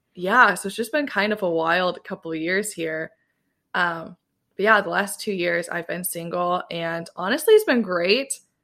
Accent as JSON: {"language": "English", "region": "Southwest Michigan", "country": "United States", "tie": "born or raised there", "moved": "as an adult", "lives_now": "New York City, United States", "said": "I grew up in Southwest Michigan"}